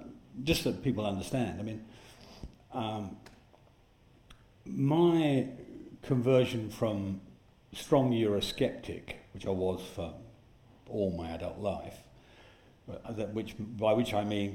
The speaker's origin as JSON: {"language": "English", "region": "Yorkshire and the Humber", "country": "United Kingdom", "said": "I speak as a Yorkshireman"}